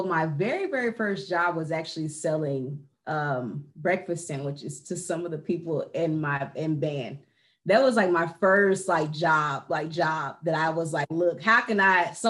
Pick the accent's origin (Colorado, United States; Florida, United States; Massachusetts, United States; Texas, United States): Texas, United States; Dallas; I am from Dallas, born and raised here in Texas.